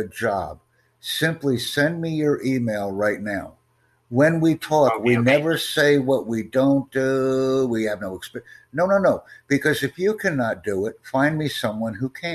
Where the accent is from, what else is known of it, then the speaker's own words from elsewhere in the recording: United States; also born or lived in Chicago area; I'm from the United States